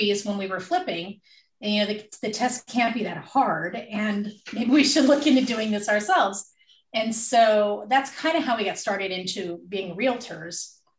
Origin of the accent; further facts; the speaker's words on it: California, United States; We came from the Bay Area originally